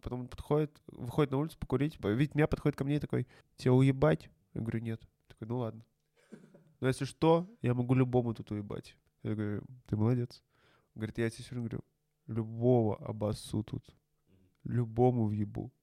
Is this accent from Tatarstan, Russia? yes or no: yes; Kazan, Tatarstan, Russia; у нас в Казани